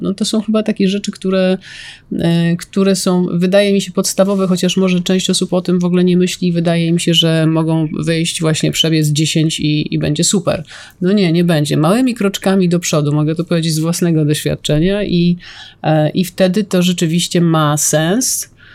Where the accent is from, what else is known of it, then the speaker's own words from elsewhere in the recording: Stalowa Wola, Subcarpathian Voivodeship, Poland; z mojego rodzinnego miasta